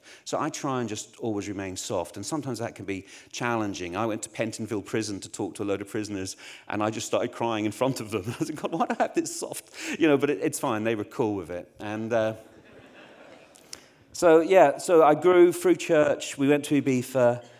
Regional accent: Northern Ireland, United Kingdom; moved away; also born or lived in Essex, England; I grew up in Northern Ireland. I don't have a Northern Irish accent because we moved to Essex, which didn't help my Essex doesn't help anybody's accent.

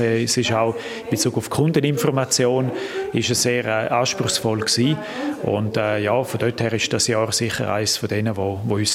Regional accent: Graubünden, Switzerland; in dieser Konstellation bin ich Bündner

